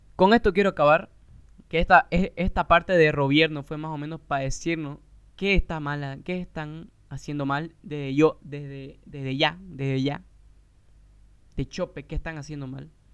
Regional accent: Santa Cruz de la Sierra, Santa Cruz, Bolivia

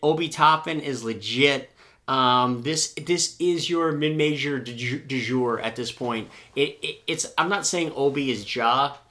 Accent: Minnesota, United States; moved away; growing up in Minnesota

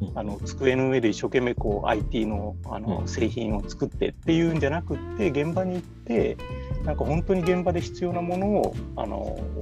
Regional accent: Kumamoto, Japan; moved away as an adult; now in Fukuoka, Japan; 熊本生まれで熊本小さい時は育ってましたで、うんうん、大きくなって福岡に出てきて

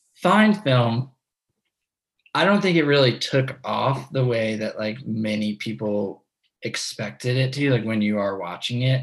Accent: New York, United States; growing up in New York

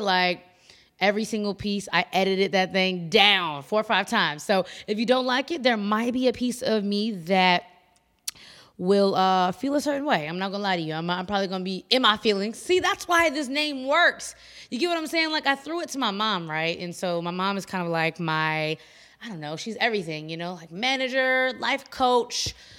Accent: Chicago, Illinois, United States; I come from Chicago

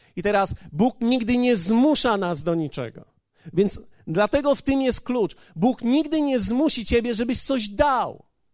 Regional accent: Poland; Ja jestem z Polski

